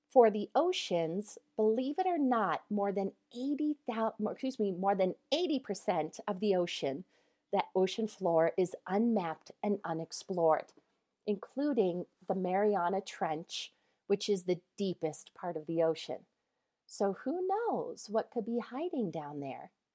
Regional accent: Colorado, United States; I am from Colorado

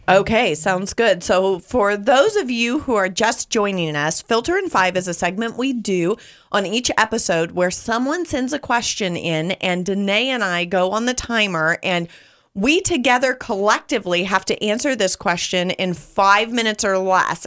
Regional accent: California, United States; moved away; growing up in California

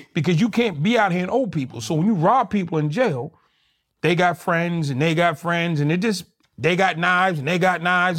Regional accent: Boston, Massachusetts, United States; Born and raised in Boston. Grew up there.

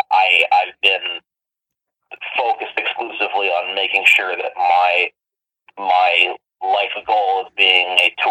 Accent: Mississauga, Ontario, Canada; also born or lived in Toronto; initially born in Toronto, but have lived in Mississauga for 19 years now.

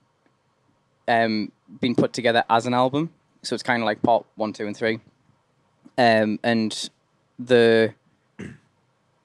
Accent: Durham, North East England, United Kingdom; I'm from Durham.

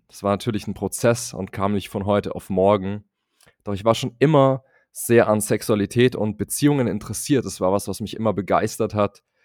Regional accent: Munich, Bavaria, Germany; Ich komme aus München, bin dort im konservativen Bayern aufgewachsen

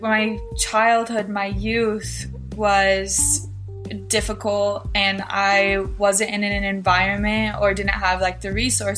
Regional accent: Filer, Idaho, United States; I am from Filer, Idaho. It's a small town in southern Idaho

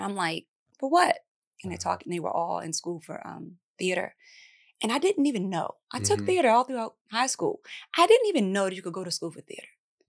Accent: East Coast, United States; It's now I'm from the East Coast, so my family act like fools.

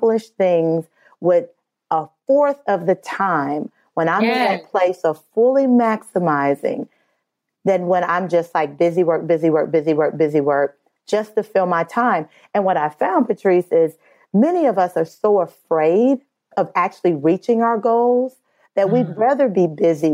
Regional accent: Midwest, United States; I'm from the Midwest

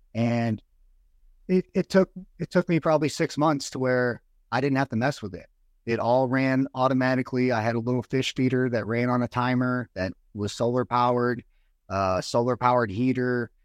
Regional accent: United States; also born or lived in Virginia; I moved from the Virginia area where I got out of the Marines back home to the Illinois and Missouri area 'cause I had family on both sides in Missouri and Illinois

